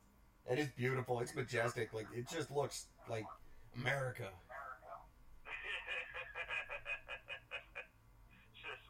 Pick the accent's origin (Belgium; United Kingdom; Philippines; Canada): Canada